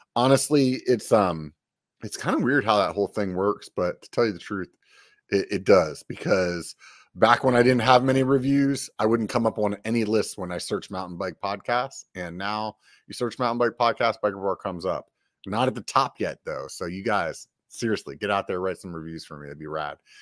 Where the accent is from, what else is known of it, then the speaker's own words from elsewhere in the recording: Pennsylvania, United States; now in Sacramento, United States; I'm from Pennsylvania originally